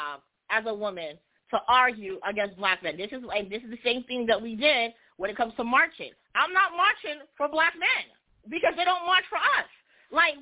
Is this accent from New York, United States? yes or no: yes; New York, United States; I'm from New York.